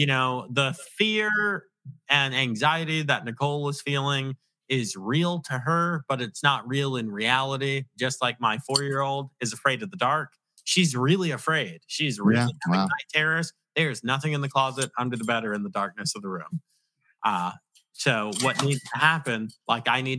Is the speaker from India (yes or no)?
no; Virginia, United States; also born or lived in Long Island, New York; I claim to be from Virginia though, because I was raised in Virginia, but I'm from Long Island